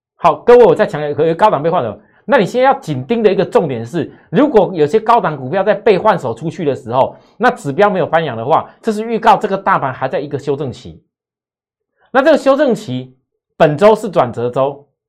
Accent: Taiwan; 我们台湾这边

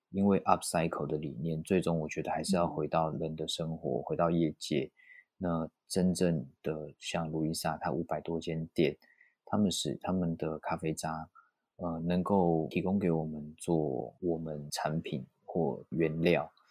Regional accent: Taiwan; 毕竟我出生在台湾，求学、工作，我也从来没有出国念过书

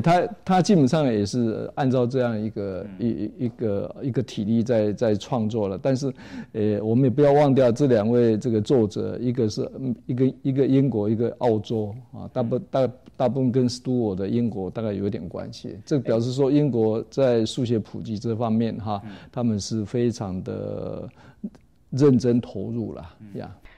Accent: Taiwan; 在我们台湾话里面怎么念

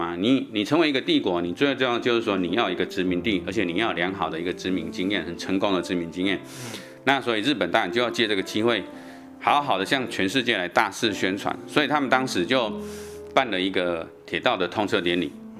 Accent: Taichung, Taiwan; 我们台中人

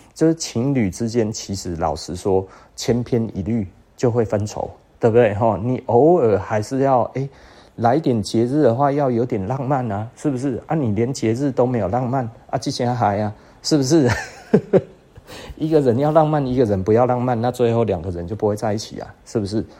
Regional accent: Taiwan; 我们台湾人

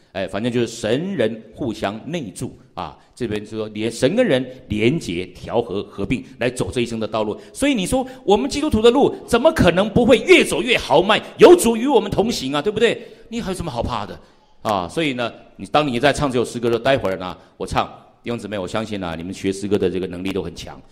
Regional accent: Pingtung, Pingtung County, Taiwan; moved away as an adult; also born or lived in Wutai, Pingtung / Taipei; 我因为我从小也在平地长大，我在屏东市长大的哈，所以呢，大概也这个闽南语呢会讲一些

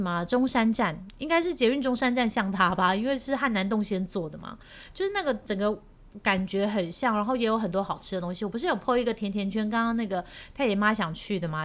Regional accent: Taiwan; also born or lived in Seoul, South Korea; 我是Taiwanese

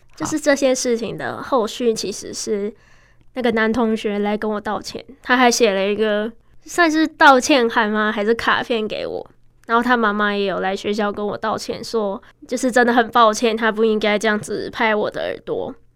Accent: Taiwan; first language Chinese; 十七年前，我在这间医院出生了，是爸妈殷殷期盼的第一个孩子，也是很特别的婴儿

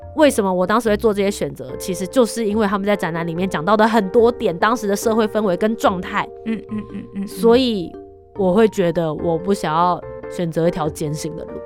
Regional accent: Taipei, Taiwan; 你自己身为一个台北人

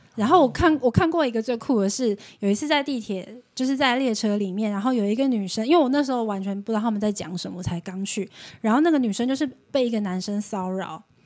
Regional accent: Taiwan; moved away as an adult; also born or lived in Moscow, Russia; 跟我们台湾人一样

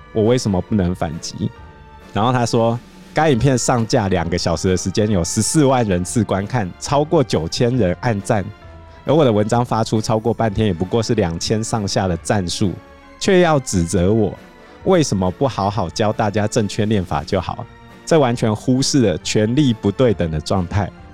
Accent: Hsinchu, Taiwan; 我们新竹人

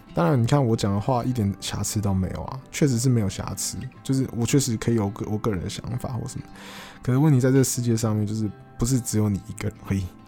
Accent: Taiwan; 我从小我就住得这么方便嘛，我从小就是 呃，在可能综合长大嘛，那那地方其实算是很方便啦，你吃东西啦，或者你要去台北市，你要坐捷运什么，其实都有，都很方便

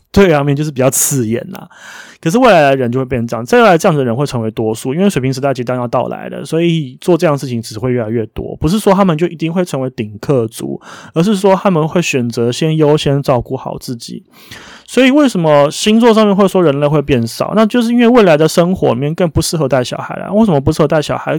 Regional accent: Taiwan; 因为我是台湾人

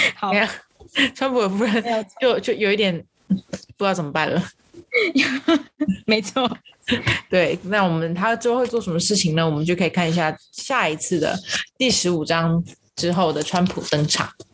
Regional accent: Taiwan; 我们台湾人

